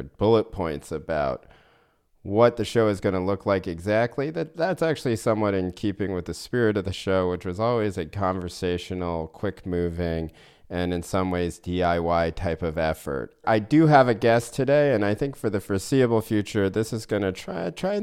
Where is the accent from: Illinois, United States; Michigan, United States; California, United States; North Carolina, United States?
North Carolina, United States; moved away as an adult; also born or lived in Maine / New York; I'm from North Carolina